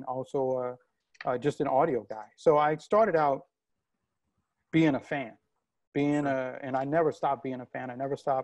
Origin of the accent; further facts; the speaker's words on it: New Orleans, Louisiana, United States; I grew up in New Orleans too